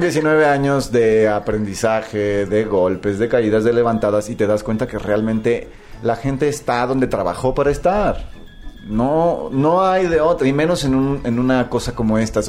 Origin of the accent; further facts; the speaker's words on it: Ciudad Victoria, Tamaulipas, Mexico; de Ciudad Victoria, de Tamaulipas, de donde yo soy